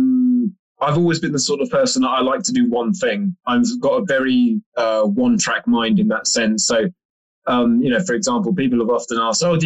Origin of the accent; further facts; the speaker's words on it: London, United Kingdom; being a Londoner